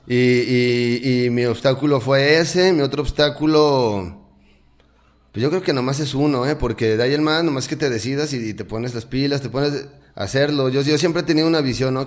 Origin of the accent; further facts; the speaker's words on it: Lagos de Moreno, Jalisco, Mexico; yo soy de aquí del Lago de Moreno